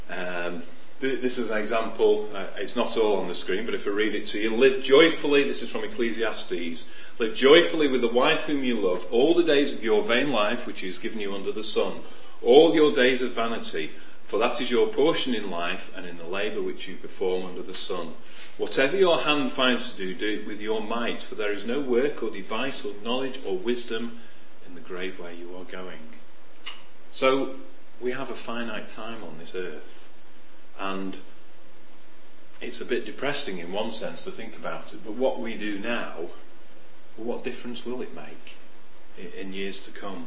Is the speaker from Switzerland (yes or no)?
no; Sheffield, Yorkshire and the Humber, United Kingdom; When I was a kid, I was in Sheffield, and I grew up in Sheffield